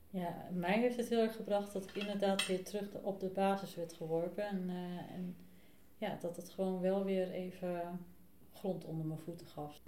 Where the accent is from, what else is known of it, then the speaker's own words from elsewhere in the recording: the West, Netherlands; moved away as an adult; now in Buitenpost, Netherlands; Ik eh, woon nu 2,5 jaar in uh, Buitenpost. kom uit het Westen